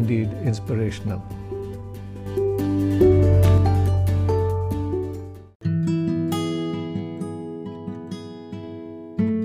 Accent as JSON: {"language": "English", "region": "Karnataka", "country": "India", "tie": "born or raised there", "said": "my home state of Karnataka"}